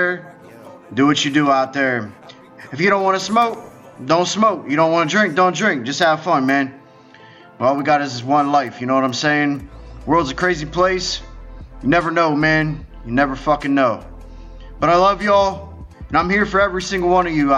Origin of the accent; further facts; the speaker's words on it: Pittsburgh, Pennsylvania, United States; I'm from Pittsburgh